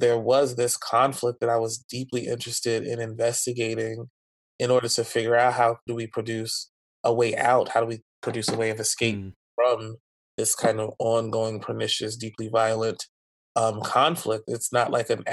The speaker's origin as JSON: {"language": "English", "region": "New Jersey", "country": "United States", "tie": "born or raised there", "also_born_or_lived": "Philadelphia", "said": "the church that I grew up in New Jersey, and then churches in Philadelphia"}